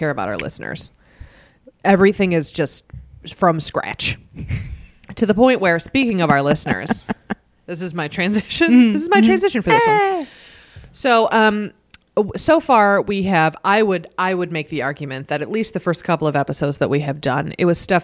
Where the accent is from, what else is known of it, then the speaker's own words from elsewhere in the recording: Buffalo, New York, United States; now in Rochester, United States; I grew up in Buffalo, New York